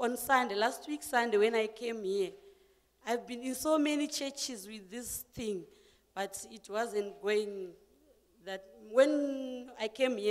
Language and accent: English; Zimbabwe; also born or lived in Bronkhorstspruit, Pretoria; now in Pretoria, South Africa; I'm originally from Zimbabwe, but I stay in Bronkhorstspruit here in Pretoria.